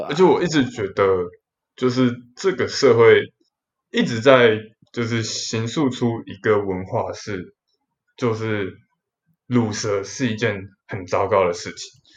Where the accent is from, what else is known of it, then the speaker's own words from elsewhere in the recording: Kaohsiung, Taiwan; 我是从高雄的雄中来的